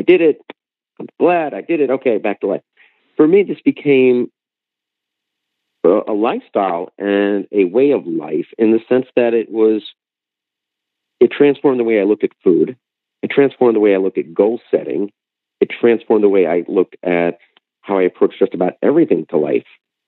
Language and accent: English; White Plains, New York, United States; moved away as an adult; also born or lived in Upper West Side, New York; now in New Jersey, United States; I was born in White Plains, New York